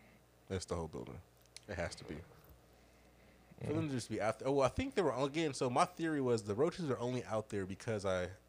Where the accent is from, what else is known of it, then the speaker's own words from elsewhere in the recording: Cleveland Heights, Ohio, United States; we are in Cleveland Heights. Where are you from? I was like, I lived in this area my whole fucking life.